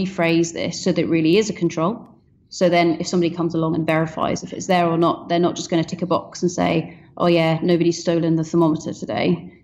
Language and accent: English; Scotland, United Kingdom; I'm Scottish